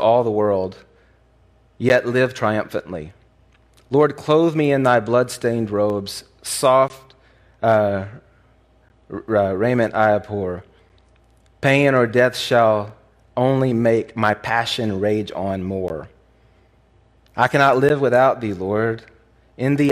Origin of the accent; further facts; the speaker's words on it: the Bible Belt, United States; I grew up in the Bible Belt